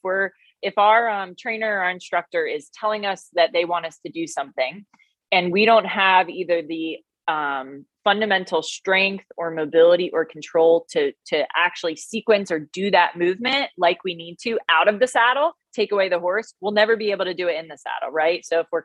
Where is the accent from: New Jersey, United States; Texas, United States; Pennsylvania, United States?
New Jersey, United States; now in North Carolina, United States; I'm Italian. So I'm an Italian from New Jersey